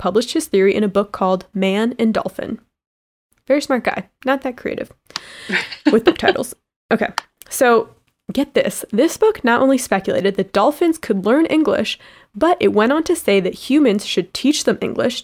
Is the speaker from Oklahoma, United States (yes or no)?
no; Miami, Florida, United States; Miami, Florida. Shout out to my hometown